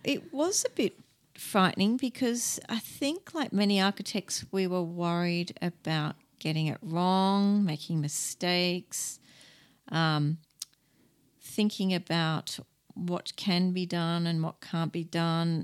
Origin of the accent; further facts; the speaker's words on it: Australia; being an Australian